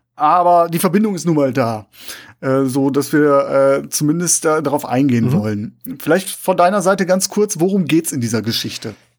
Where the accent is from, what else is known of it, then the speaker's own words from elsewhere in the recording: Essen, North Rhine-Westphalia, Germany; meine Heimatstadt Essen